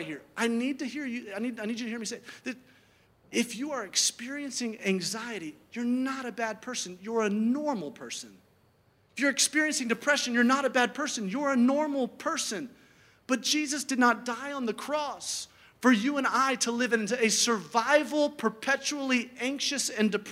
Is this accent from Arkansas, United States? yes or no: no; Birmingham, Alabama, United States; I grew up in Birmingham, Alabama